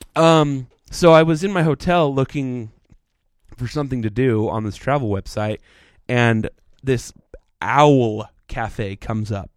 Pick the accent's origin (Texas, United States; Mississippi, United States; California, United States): Texas, United States; now in Utah, United States; growing up in Texas where it's flat